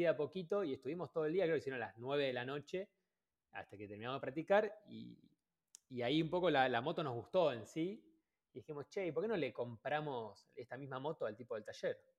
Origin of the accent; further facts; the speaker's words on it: Ushuaia, Tierra del Fuego, Argentina; moved away as an adult; yo soy de Ushuaia